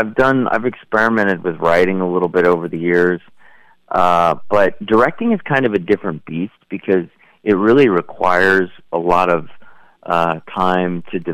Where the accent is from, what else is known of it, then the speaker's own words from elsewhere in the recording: California, United States; also born or lived in New Mexico; I grew up in California and also New Mexico for several years, so I'm kind of went back and forth between the two